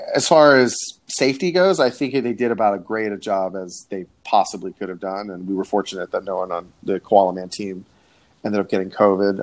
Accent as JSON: {"language": "English", "town": "Coral Springs", "region": "Florida", "country": "United States", "tie": "born or raised there", "said": "I'm from Coral Springs, Florida, which is uh, a little bit north of Fort Lauderdale. But I say Fort Lauderdale because I went to high school near Fort Lauderdale"}